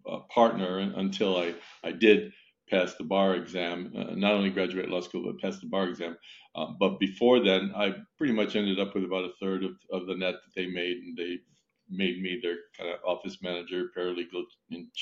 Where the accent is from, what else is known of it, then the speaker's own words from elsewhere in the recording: Italy; moved away; I was born and raised in Italy